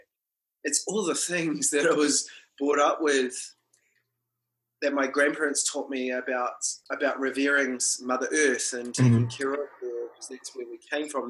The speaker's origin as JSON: {"language": "English", "country": "New Zealand", "tie": "born or raised there", "first_language": "Māori", "second_language": "English", "said": "being brought up Māori"}